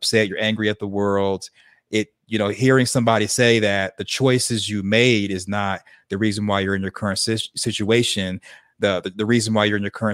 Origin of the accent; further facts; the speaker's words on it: Arkansas, United States; where I grew up in Arkansas, we were real religious